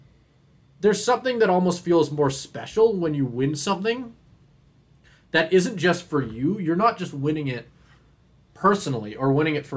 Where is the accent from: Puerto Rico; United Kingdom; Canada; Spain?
Canada; I'm Canadian